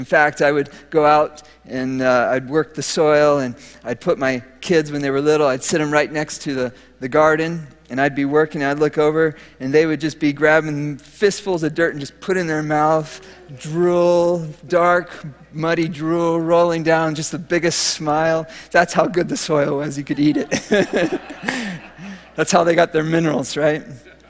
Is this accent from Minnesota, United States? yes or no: yes; Minnesota, United States; So, as many of you know, I came from Minnesota, and in Minnesota, I learned something that I love today, gardening